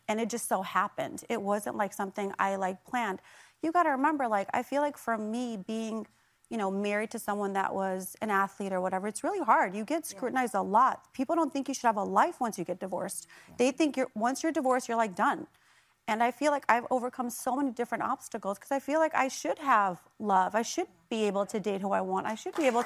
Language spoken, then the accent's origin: English; Chicago, Illinois, United States; we're both from Chicago